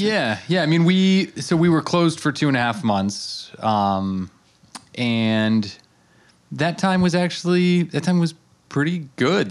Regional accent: Colorado, United States; also born or lived in Rhode Island; now in Amagansett, United States; I grew up in Colorado

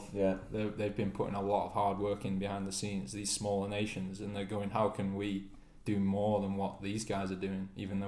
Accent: United Kingdom; us being a British nation

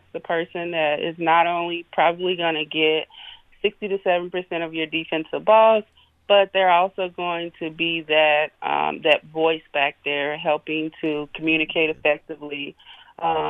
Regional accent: Hayti, Missouri, United States; moved away; I'm originally from Hayti, Missouri, which is only 2 hours and maybe 30 minutes away, located right on the bank of the Mississippi

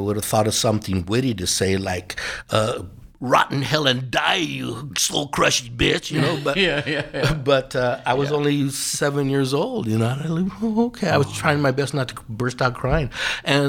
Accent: Los Angeles, California, United States; also born or lived in Granada Hills / Alberta, Canada; growing up in South Central

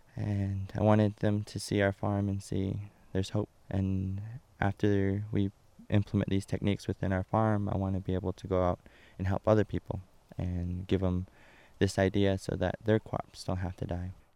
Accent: Shiprock, New Mexico, United States; I was born and raised here in Shiprock

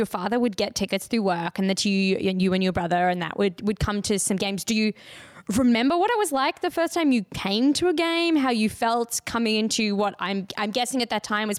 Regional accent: Australia; moved away; growing up in Australia and being like, I'm super into ice hockey.

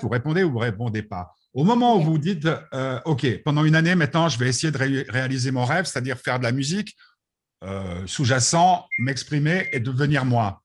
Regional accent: Switzerland; je suis suisse jusqu'au bout des doigts

